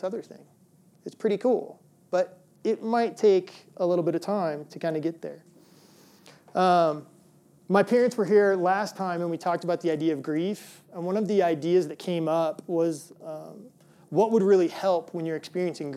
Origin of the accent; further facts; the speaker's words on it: Midwest, United States; moved away; I grew up in the Midwest, and we actually had snow days, like real snow days